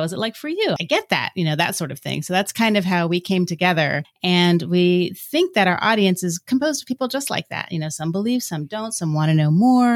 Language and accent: English; Florida, United States; moved away as an adult; now in Virginia, United States; I'm from Florida, one of the, 10 people that are actually from Florida. And we moved to Virginia about 10 years ago-ish.